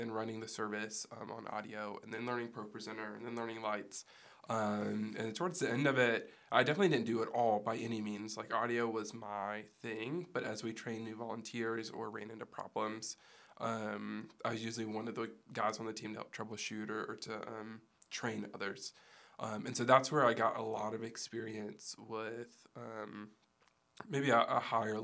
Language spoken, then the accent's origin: English; Greenwood, United States; I was born in Greenwood and I've lived there my whole life